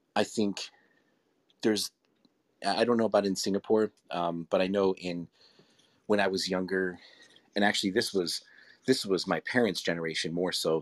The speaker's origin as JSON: {"language": "English", "town": "Rochester", "region": "New York", "country": "United States", "tie": "born or raised there", "said": "in my hometown, Kodak and Xerox actually were founded there"}